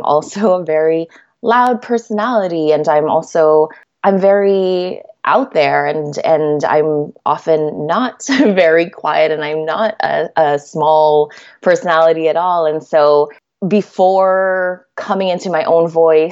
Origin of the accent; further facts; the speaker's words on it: Canada; also born or lived in Manila, Philippines; So I am Filipina Canadian. I was born in Manila, Philippines. I moved here to Canada when I was just 4 years old.